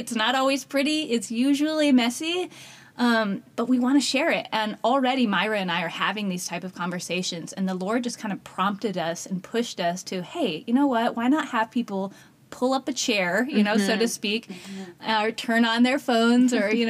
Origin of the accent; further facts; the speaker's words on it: Colorado, United States; moved away as an adult; also born or lived in China; now in Columbus, United States; We are now in Columbus, Ohio, but I'm from Colorado.